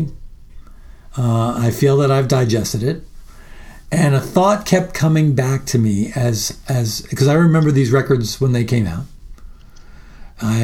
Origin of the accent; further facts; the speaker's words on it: Long Island, New York, United States; now in Austin, United States; I grew up in New York. I live in Austin now, but I grew up in New York, and particularly on Long Island quite a bit